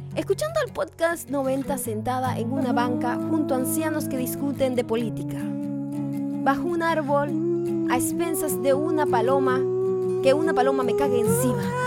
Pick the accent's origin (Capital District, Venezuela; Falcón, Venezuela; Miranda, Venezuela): Falcón, Venezuela; Punto Fijo; now in Los Angeles, United States; yo era de punto fijo